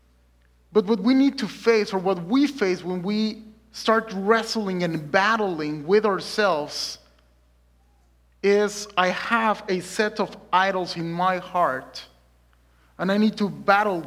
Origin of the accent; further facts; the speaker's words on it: Mexico City, Mexico; moved away as an adult; also born or lived in South Dakota; now in Lynnwood, United States; I'm originally born and raised in Mexico City. And I came in 2017 just to study seminary